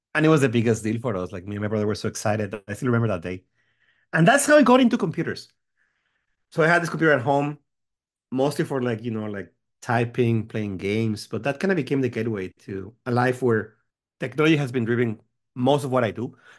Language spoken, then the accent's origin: English; Mexico; moved away as an adult; also born or lived in Seattle, United States; now in United States; I grew up in Mexico. Uh, I'm from Mexico. I lived there until I was about twenty-five